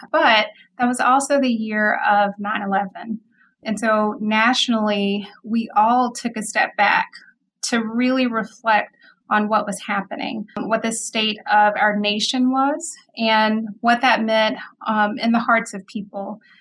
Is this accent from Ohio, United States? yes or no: no; Mississippi, United States; moved away as an adult; also born or lived in Memphis, Tennessee / Fort Carson, Colorado; now in Madison, United States; I'm originally from Mississippi, and so I grew up in Mississippi.